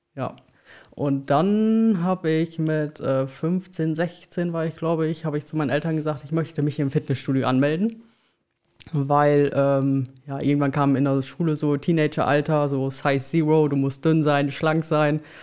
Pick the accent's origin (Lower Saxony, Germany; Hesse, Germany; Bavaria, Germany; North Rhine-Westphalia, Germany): Lower Saxony, Germany; Belm; also born or lived in Osnabrück; aufgewachsen und geboren in Osnabrück, beziehungsweise aufgewachsen in Belm